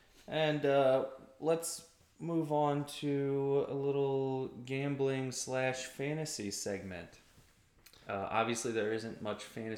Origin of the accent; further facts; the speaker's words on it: United States; I'm American.